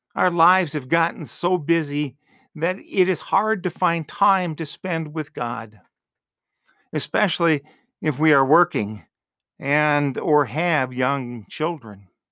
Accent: Green Bay, Wisconsin, United States; also born or lived in Marshfield, Wisconsin; growing up in Green Bay, there were a lot of businesses open on Sundays. Later, living in Marshfield

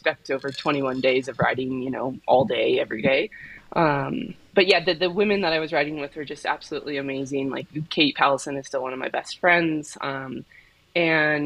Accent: Colorado, United States; I grew up in Colorado, so I skied growing up

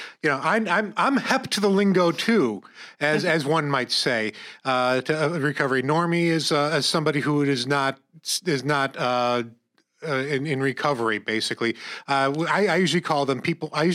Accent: Corning, New York, United States; We grew up in Corning

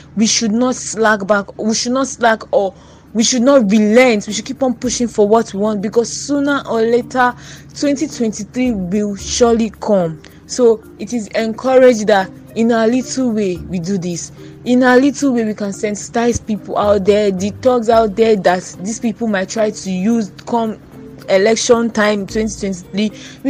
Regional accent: Nigeria; I would say, dear Nigerian youths, I will use we because I am a Nigerian youth.

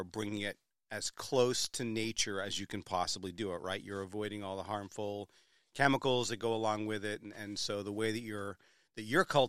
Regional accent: Rye, New Hampshire, United States; moved away; also born or lived in South Berwick, Maine; I grew up in Rye, New Hampshire, so I love that whole seacoast

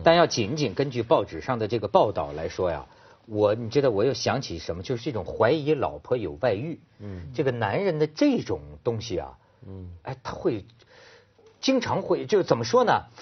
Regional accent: Shijiazhuang, Hebei, China; 我小时候在石家庄

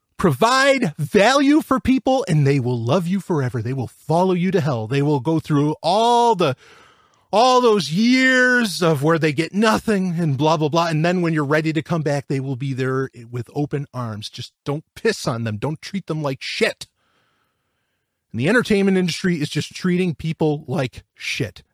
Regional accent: New York, United States; I'm from New York.

